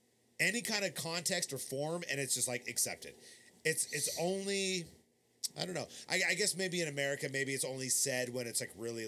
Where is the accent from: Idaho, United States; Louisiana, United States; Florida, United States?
Idaho, United States; Boise; We're three guys from Boise